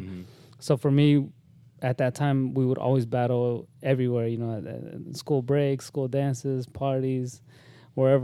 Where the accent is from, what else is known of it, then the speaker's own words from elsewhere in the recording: Windsor, California, United States; I grew up in Northern California. Windsor actually is the town where I lived for the longest.